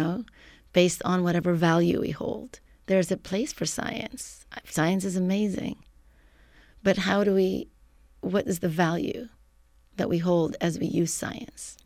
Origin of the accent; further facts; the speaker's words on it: Lebanon; moved away as an adult; now in San Francisco, United States; I am originally from Lebanon. I came to the U S as a graduate student